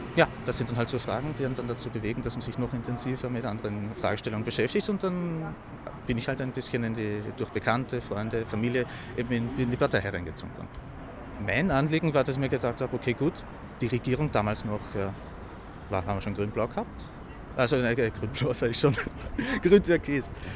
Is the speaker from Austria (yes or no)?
yes; Lower Austria, Austria; moved away as an adult; now in Vienna, Austria; Ich komme aus Niederösterreich ursprünglich